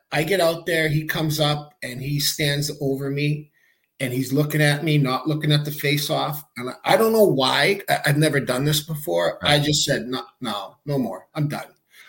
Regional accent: Saskatoon, Saskatchewan, Canada; So born in Saskatoon, Saskatchewan. Grew up playing youth hockey there.

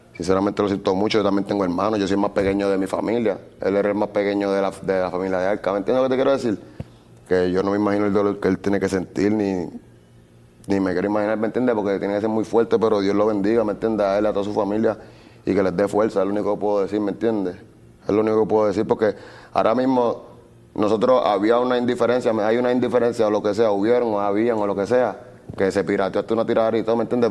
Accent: Puerto Rico; yo nací en Puerto Rico

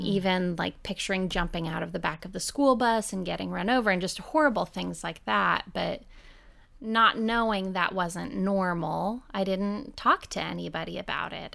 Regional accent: Oregon, United States; now in Nashville, United States; I was born and raised in Oregon in a really beautiful community on the dry side of the state.

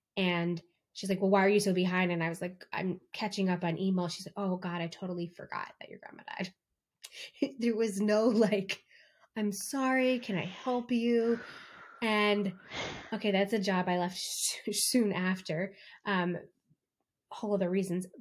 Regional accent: East Coast, United States; now in California, United States; I'm from the East Coast and I live in California

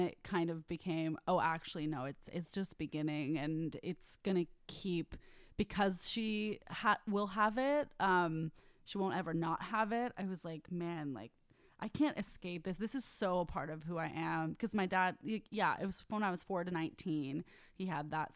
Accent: Bay Area, California, United States; I'm from the Bay Area

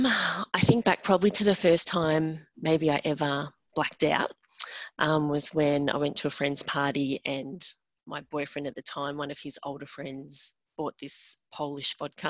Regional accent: Australia; I'm from Australia

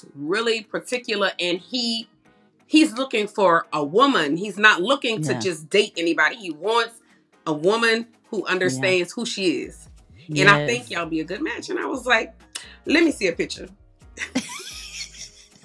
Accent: New Orleans, Louisiana, United States; moved away as an adult; now in Conyers, United States; I'm from New Orleans.

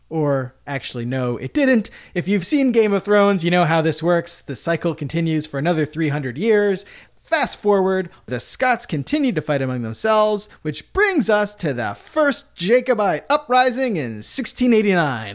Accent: United States; us as Americans, right, I consider myself American.

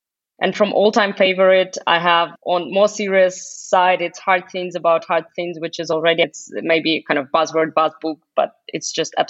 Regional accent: Russia; now in Germany; I moved from Russia to Germany and travel across the globe and also work in very international environments.

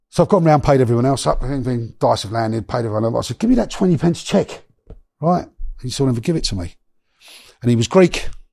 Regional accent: London, United Kingdom; also born or lived in Miami; I come from Notting Hill, Shepherd's Bush

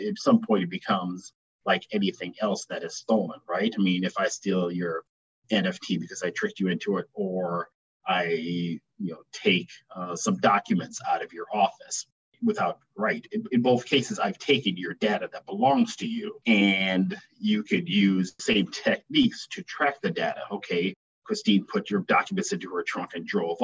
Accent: Milwaukee, Wisconsin, United States; I was born and raised in Milwaukee.

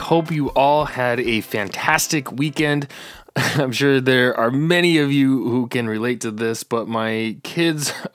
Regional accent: Monte Vista, Colorado, United States; I actually grew up in Southern Colorado. I was down in the San Luis Valley.

